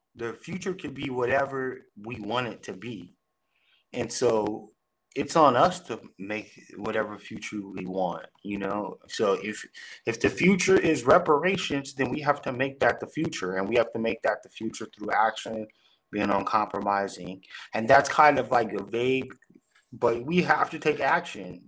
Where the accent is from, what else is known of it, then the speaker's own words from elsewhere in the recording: Long Beach, California, United States; born and raised in Long Beach, California. So I'm a Cali boy